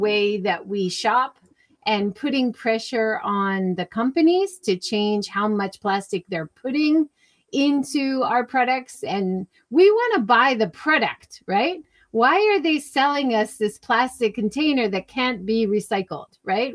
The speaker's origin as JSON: {"language": "English", "region": "Hawaii", "country": "United States", "tie": "born or raised there", "moved": "yes", "lives_now": "Japan", "said": "I grew up in Hawaii."}